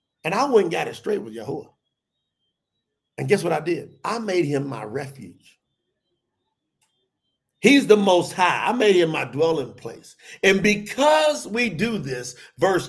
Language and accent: English; the South, United States; I grew up in the South